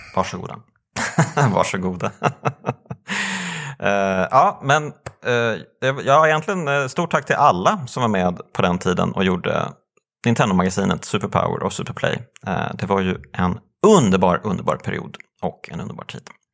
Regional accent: Motala, Östergötland, Sweden; jag är ju uppvuxen i Motala

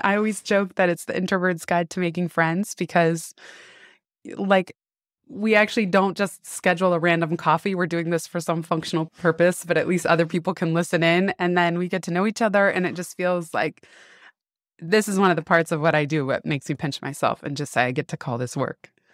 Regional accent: San Francisco, California, United States; I grew up in San Francisco

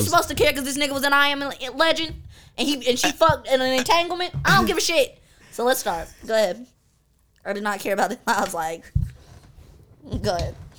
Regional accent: High Point, North Carolina, United States; I am from High Point, North Carolina.

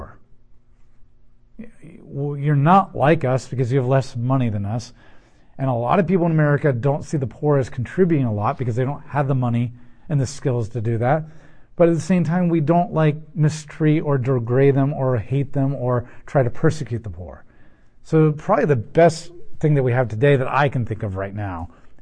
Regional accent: United States

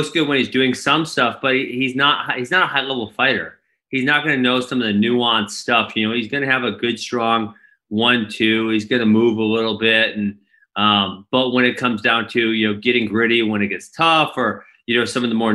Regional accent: Midwest, United States; also born or lived in Milwaukee; I'm from the Midwest

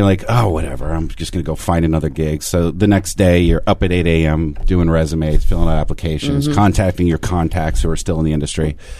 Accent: New Jersey, United States; my home state of New Jersey

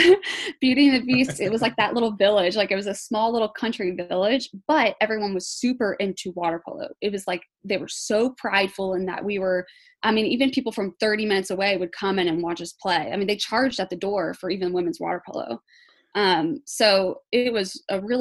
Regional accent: United States; being an American

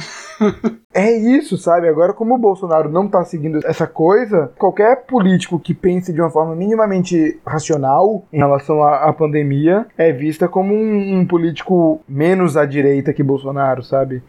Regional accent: Salvador, Bahia, Brazil; nós somos de Salvador, uma cidade que não teve segundo turno

